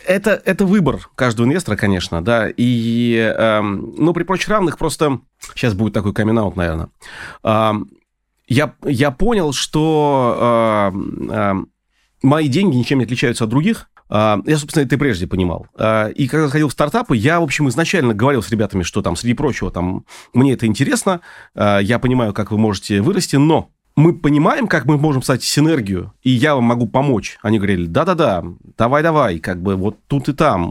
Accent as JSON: {"language": "Russian", "region": "Saint Petersburg", "country": "Russia", "moved": "as an adult", "lives_now": "Moscow, Russia", "said": "я хотя петербуржец, но последние двенадцать лет я в Москве"}